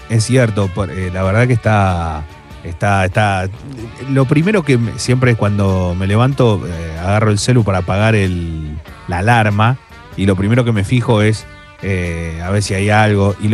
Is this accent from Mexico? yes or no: no; Buenos Aires, Argentina; Me gusta de AMBA y, dulce de leche vos. Y yo soy, soy bien del AMBA mucha